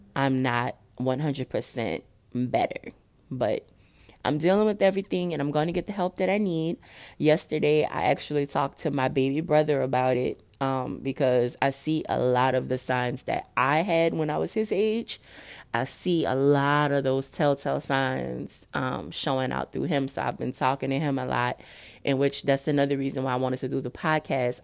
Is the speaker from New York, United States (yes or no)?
no; New Orleans, Louisiana, United States; also born or lived in Dallas; I live in New Orleans. I'm from New Orleans.